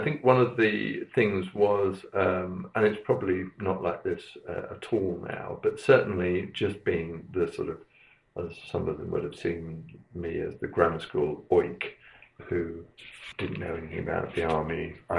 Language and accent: English; Aldershot, South East England, United Kingdom; born there; So I was born in Aldershot in 1951, because my father was in the army. I was born in the Louise Margaret Hospital.